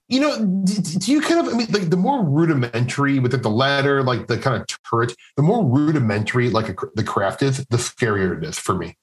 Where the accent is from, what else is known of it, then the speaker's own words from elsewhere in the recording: Midwest, United States; I'm from the Midwest